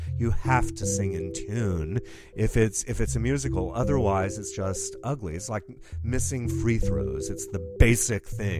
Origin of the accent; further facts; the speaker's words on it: Rome, Lazio, Italy; I was raised in Rome, Italy, where my parents, who are evangelists, had a Protestant church in the shadow of the Vatican.